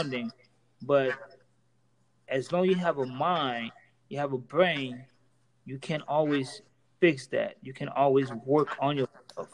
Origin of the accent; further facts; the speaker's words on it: Homestead, Florida, United States; I'm a Haitian male. Well, with me growing up in Florida, let's say Homestead